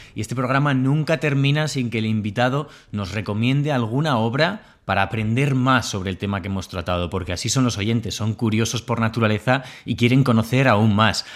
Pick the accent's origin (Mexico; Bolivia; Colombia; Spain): Spain; Bilbao, Basque Country; also born or lived in Burgos; now in Córdoba, Spain; cordobés de adopción, burgalés, bilbaíno de nacimiento, medio bilbaíno, medio burgalés